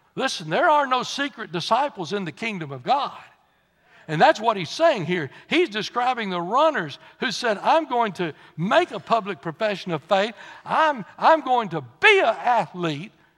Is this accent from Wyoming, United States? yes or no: no; Texas, United States; I said, "Texas."